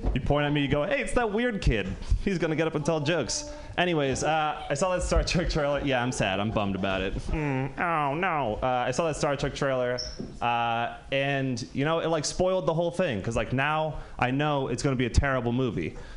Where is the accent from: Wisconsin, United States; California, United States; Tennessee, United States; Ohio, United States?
California, United States; Marin County; I'm from Marin County